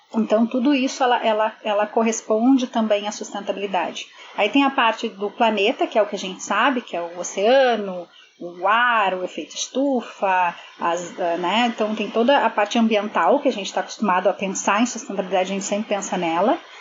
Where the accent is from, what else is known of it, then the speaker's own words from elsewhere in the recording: Porto Alegre, Rio Grande do Sul, Brazil; moved away as an adult; now in Toronto, Canada; sou de Porto Alegre, mas sempre trabalhei na área de moda